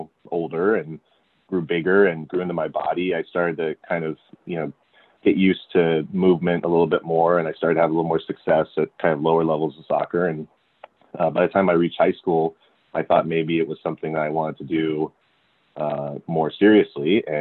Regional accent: California, United States; also born or lived in San Francisco, California / Miami, Florida; So I grew up in California, and I was born in San Francisco, and I spent 7 years there. Then my dad got a job in Miami, Florida, for 2 years

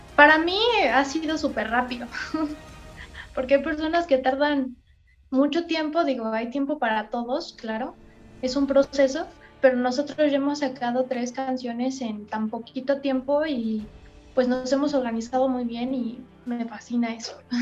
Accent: Mexico; somos un talento mexicano

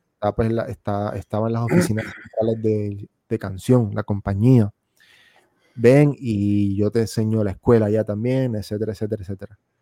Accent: Puerto Rico; moved away as an adult; also born or lived in United States / Argentina; yo en Puerto Rico, hasta los 21 años, que fue que yo me fui de Puerto Rico

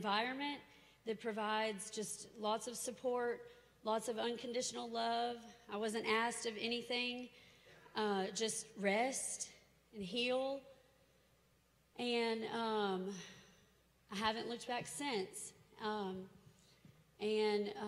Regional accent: Nashville, Tennessee, United States; I'm from Nashville. I grew up here.

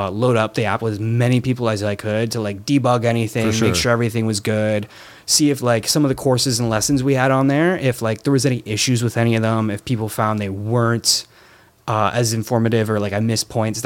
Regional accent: Windsor, Ontario, Canada; moved away; I grew up in Windsor

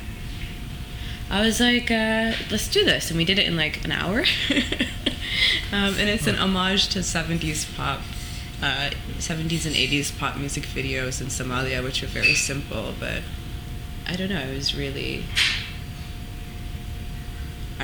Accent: Toronto, Ontario, Canada; moved away as an adult; also born or lived in London; I was born and raised in Toronto.

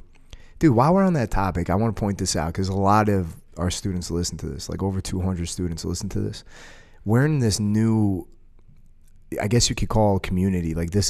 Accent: United States; You know, I'm an American, but I will say this: it's the same thing that we do here.

